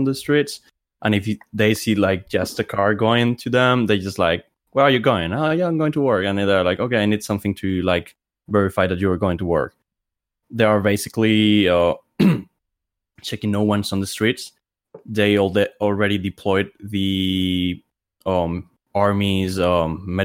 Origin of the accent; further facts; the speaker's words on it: Spain; also born or lived in Madrid; I'm from Spain and I live in Madrid